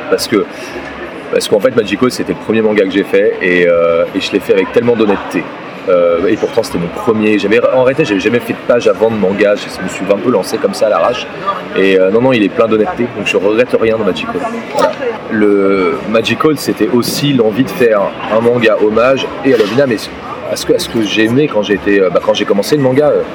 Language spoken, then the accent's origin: French; France